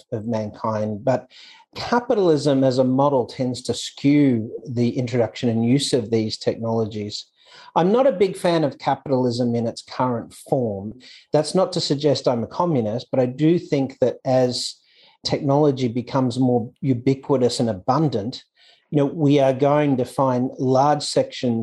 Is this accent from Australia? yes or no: yes; Australia; moved away as an adult; also born or lived in Hong Kong / Dubai, United Arab Emirates / United States; now in Thailand; I was born in Australia, obviously, but I left Australia in 99